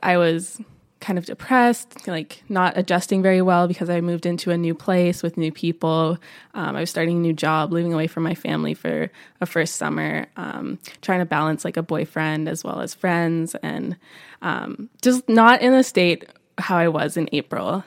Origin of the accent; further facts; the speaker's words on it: Niagara Falls, Ontario, Canada; moved away as an adult; also born or lived in Spain; now in Vancouver, Canada; I'm originally from Niagara Falls, Ontario, but came out here for school